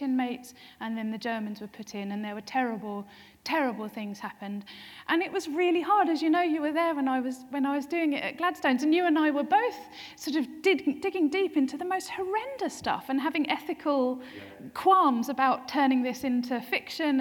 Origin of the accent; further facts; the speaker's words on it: Essex, East of England, United Kingdom; now in Norwich, United Kingdom; born and brought up in Essex, living in Norwich